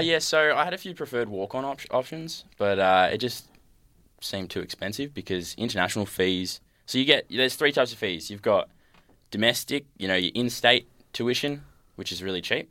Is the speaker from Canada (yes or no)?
no; Hoppers Crossing, Victoria, Australia; also born or lived in Point Cook / Utah; so I grew up in Hoppers and then just recently moved to Point Cook.